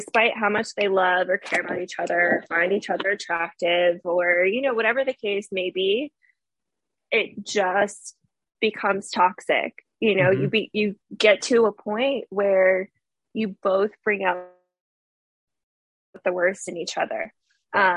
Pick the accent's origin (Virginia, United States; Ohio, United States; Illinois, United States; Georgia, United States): Virginia, United States; Fairfax; moved away as an adult; now in Florida, United States; I am ironically from Fairfax, Virginia